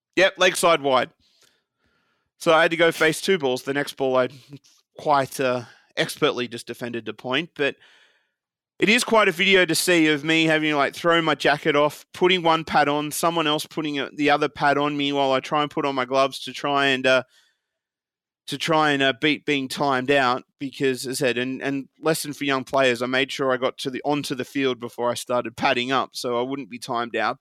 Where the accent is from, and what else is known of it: Australia; moved away